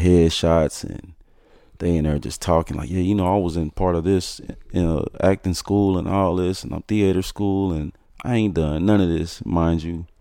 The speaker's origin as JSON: {"language": "English", "town": "Fort Worth", "region": "Texas", "country": "United States", "said": "I'm from Fort Worth, Texas, east side to be exact"}